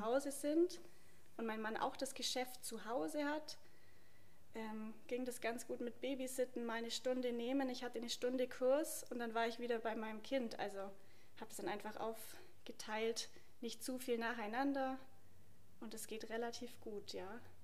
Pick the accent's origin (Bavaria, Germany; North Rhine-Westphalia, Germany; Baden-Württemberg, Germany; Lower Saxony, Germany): Bavaria, Germany; Obergünzburg; Obergünzburg, wo ich ja bin